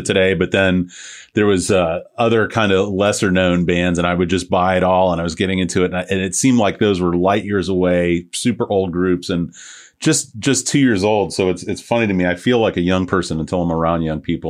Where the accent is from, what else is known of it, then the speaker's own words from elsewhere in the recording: St. Petersburg, Florida, United States; I'm from Saint Pete originally